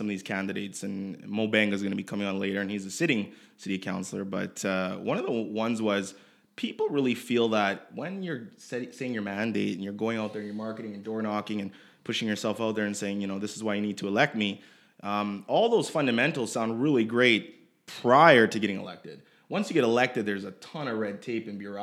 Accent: Edmonton, Alberta, Canada; I'm from Edmonton

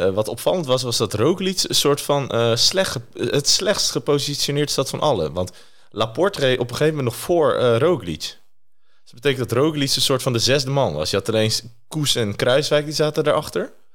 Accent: Netherlands; als Nederlander

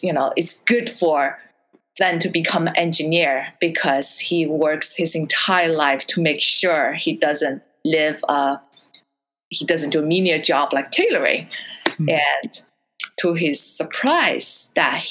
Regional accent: China; moved away; I grew up under censorship in China

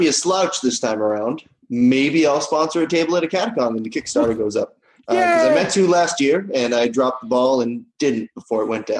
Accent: Northeast, United States; Maybe it's because I'm from the Northeast.

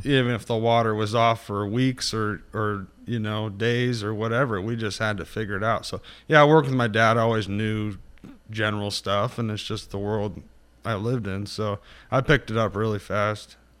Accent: Northern California, United States; also born or lived in Santa Rosa; I was born and raised mainly in Northern California. Uh, Santa Rosa is where I started and kind of, uh, north from there

